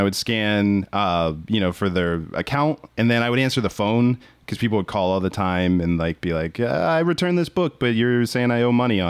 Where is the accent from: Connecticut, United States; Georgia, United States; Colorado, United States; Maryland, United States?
Maryland, United States; Yeah, I'm from Maryland.